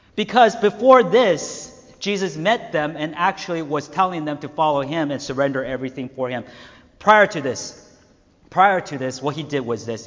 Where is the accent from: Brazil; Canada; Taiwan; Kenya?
Taiwan; now in United States; I was born in Taiwan where many people, most people did not believe in God